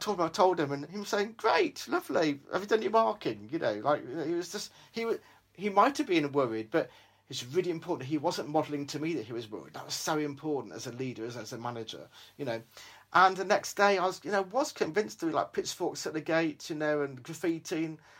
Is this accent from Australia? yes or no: yes; Australia; born there; I said, I was born in Australia. I've got 7 sisters.